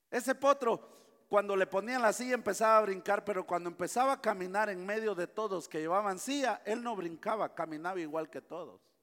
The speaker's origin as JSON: {"language": "Spanish", "country": "Guatemala", "said": "yo soy guatemalteco"}